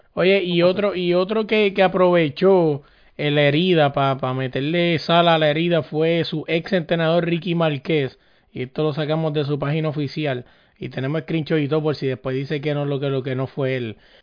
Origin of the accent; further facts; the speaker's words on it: Puerto Rico; somos boricua